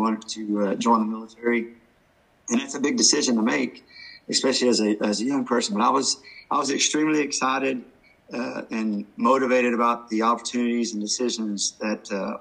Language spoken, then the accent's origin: English; Pike County, Kentucky, United States; moved away as an adult; I'm originally from Pike County, Kentucky, a small town here in eastern Kentucky